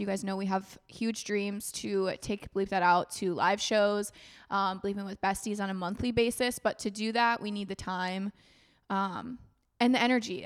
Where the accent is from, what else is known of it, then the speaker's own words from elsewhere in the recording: United States; As an American visiting